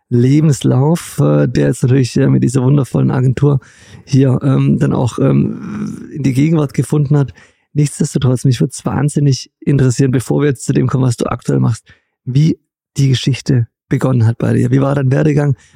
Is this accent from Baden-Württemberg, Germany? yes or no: yes; Stuttgart, Baden-Württemberg, Germany; wir haben einen wahnsinnig leckeren Veggie-Döner bei uns in Stuttgart